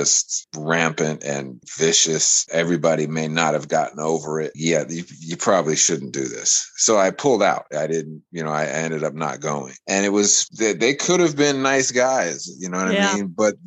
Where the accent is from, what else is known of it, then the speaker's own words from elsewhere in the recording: United States; I come from America